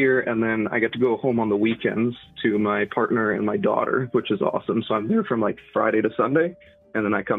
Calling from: British Columbia, Canada; I'm lucky. I'm in British Columbia, so they're one of the few provinces that does that.

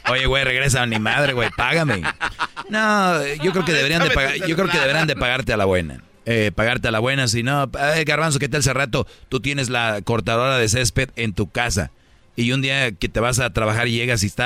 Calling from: Ukiah, California, United States; Desde Yucaya, California.

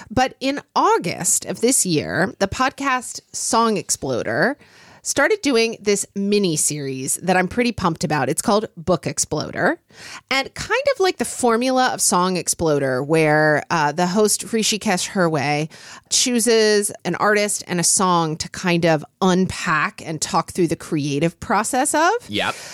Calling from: Georgia, United States; I grew up in Georgia and my spouse grew up in Illinois.

